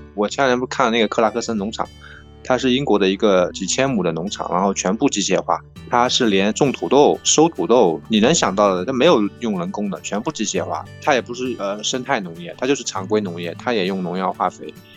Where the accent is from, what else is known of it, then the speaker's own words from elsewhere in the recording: Zhejiang, China; 我们浙江